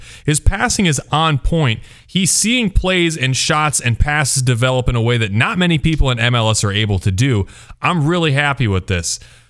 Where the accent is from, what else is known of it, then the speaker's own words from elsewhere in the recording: Cedar Falls, Iowa, United States; You know, I played a lot of soccer growing up in Cedar Falls, Iowa.